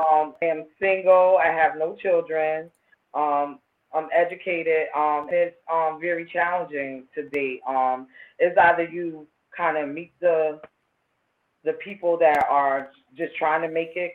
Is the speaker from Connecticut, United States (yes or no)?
yes; New Haven, Connecticut, United States; growing up in New Haven